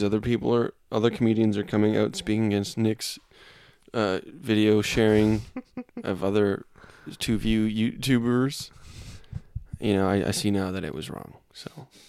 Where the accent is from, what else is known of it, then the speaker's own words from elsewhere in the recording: Canada; I am Canadian